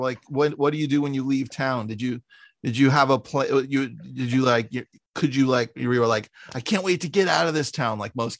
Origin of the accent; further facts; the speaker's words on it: suburb of San Francisco, California, United States; I grew up in a small suburb of San Francisco